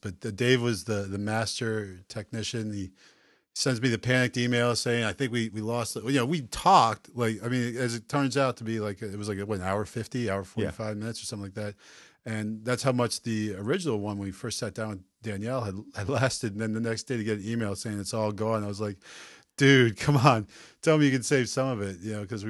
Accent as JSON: {"language": "English", "town": "Baltimore", "region": "Maryland", "country": "United States", "said": "We're from Baltimore, the O's."}